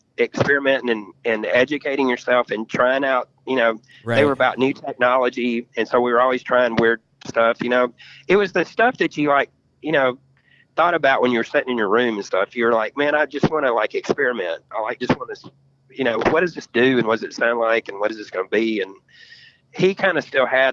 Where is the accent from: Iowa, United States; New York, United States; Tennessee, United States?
Tennessee, United States; Memphis; We grew up in Memphis. We got signed out of Memphis.